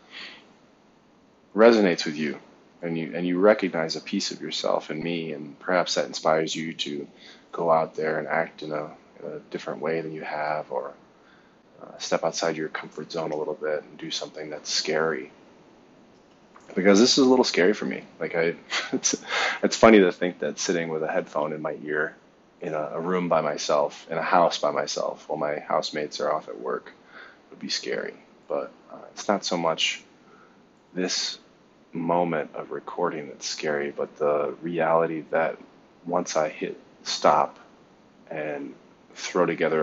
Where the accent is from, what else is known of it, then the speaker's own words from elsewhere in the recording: Ann Arbor, Michigan, United States; moved away as an adult; also born or lived in Taiwan; I was born in Ann Arbor, Michigan, at St. Joe's Hospital, to a big family.